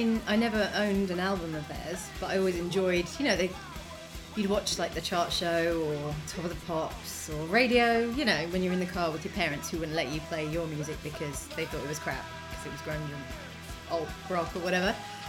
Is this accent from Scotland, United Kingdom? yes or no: no; Watford, East of England, United Kingdom; actually, I was actually brought up in a council flat, so in your face, I'm not at all, even though I am literally from Watford, I'm on the north side of Watford